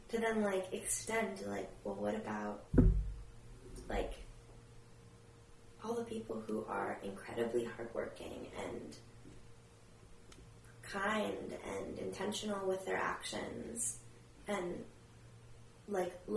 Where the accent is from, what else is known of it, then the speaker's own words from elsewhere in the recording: United States; of course I'm American. Like my family, uh, you know, I'm like my family has been here for generations.